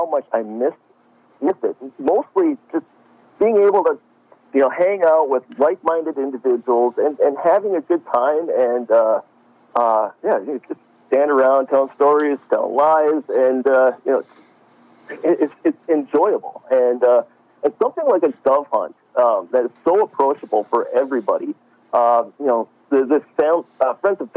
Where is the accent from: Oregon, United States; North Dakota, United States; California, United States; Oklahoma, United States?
North Dakota, United States; some of my best memories as a child growing up in North Dakota